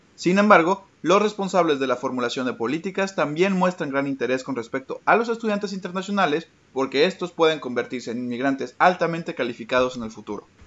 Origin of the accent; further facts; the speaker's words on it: Mexico; moved away as an adult; now in Paris, France; soy mexicano, estoy estudiando una maestría de educación en París 8.